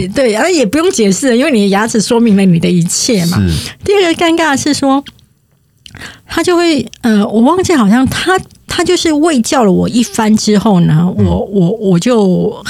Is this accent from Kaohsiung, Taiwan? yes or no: yes; Kaohsiung, Taiwan; 那洗牙的时候，我当时是一个从高雄上来的人。